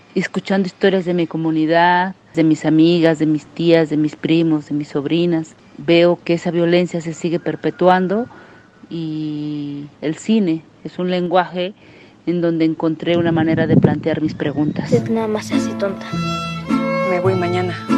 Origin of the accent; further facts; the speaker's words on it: Villa Guadalupe Victoria, Oaxaca, Mexico; la comunidad de Villa Guadalupe Victoria, es donde yo nací y donde vivo